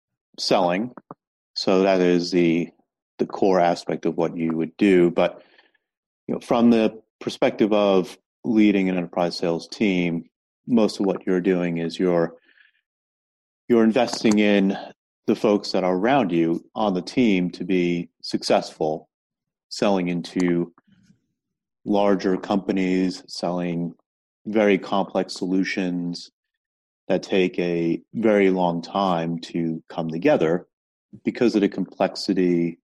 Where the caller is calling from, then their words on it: New York City, New York, United States; I'm calling from New York City, where I work at Stack Overflow and run the Enterprise Sales Forum.